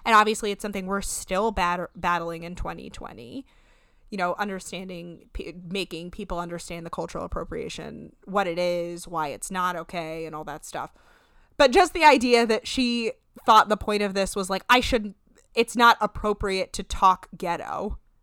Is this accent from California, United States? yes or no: no; New Jersey, United States; we are from New Jersey